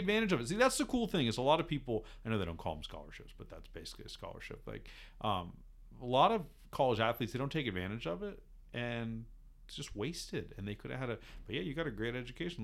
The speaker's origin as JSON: {"language": "English", "town": "Laguna Beach", "region": "California", "country": "United States", "tie": "born or raised there", "said": "I grew up in Laguna Beach, just like the most beautiful and boring place in the whole world"}